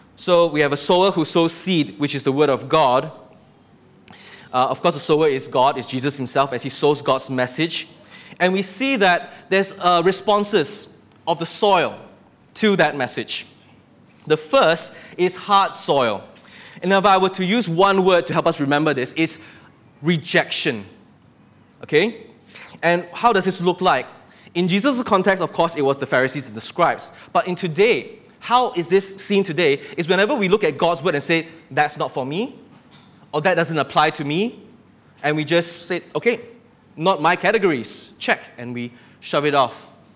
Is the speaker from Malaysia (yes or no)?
yes; Malaysia; living day to day in this country as a Malaysian